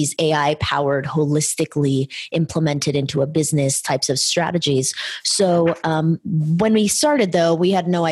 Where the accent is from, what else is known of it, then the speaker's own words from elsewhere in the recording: California, United States; We're from California.